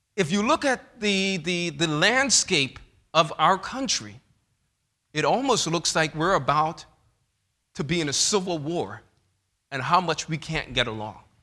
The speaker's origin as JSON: {"language": "English", "town": "New York City", "region": "New York", "country": "United States", "tie": "born or raised there", "said": "growing up in Bethel Seventh-day Adventist Church in New York City"}